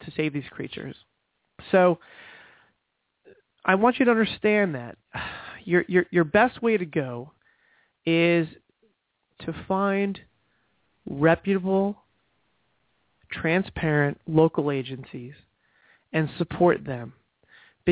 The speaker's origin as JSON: {"language": "English", "region": "New Jersey", "country": "United States", "moved": "yes", "lives_now": "Brevard County, Florida, United States", "said": "I'm originally from New Jersey"}